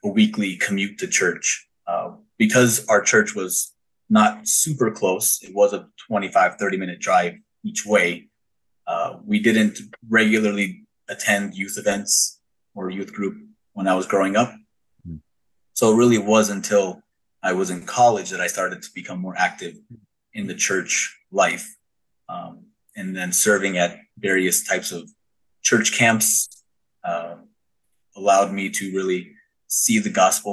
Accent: Thousand Oaks, California, United States; I grew up in Thousand Oaks, California, born and raised

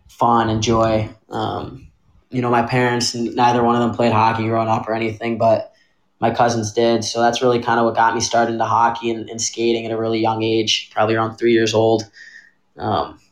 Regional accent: west suburbs of Chicago, Illinois, United States; I grew up right outside Chicago, west suburbs. Born and raised

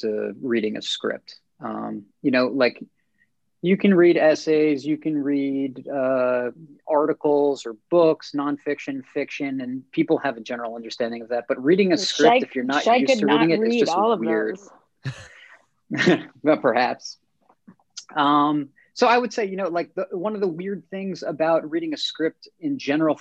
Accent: United States; I'm more of a product of just growing up on the East Coast, Jersey, New York

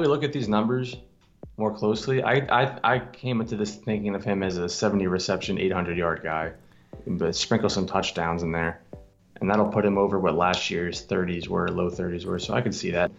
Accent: New Jersey, United States; We're from Jersey

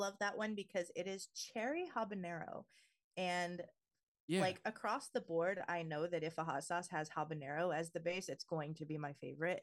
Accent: Southern California, United States; Tacos and burritos are a huge part of just my identity as a Southern Californian

